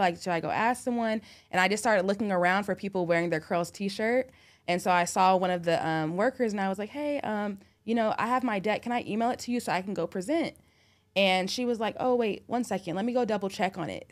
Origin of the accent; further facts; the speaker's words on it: Orange County, California, United States; moved away as an adult; now in Atlanta, United States; I'm from Orange County